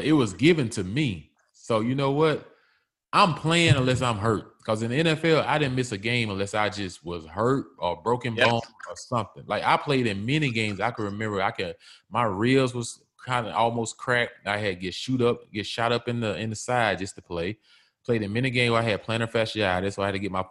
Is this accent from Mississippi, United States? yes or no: yes; Mississippi, United States; I grew up in Mississippi.